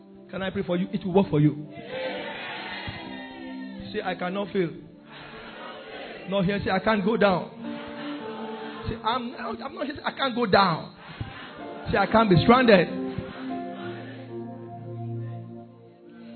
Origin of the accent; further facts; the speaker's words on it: Ondo, Nigeria; now in Belgium; I am from Ondo State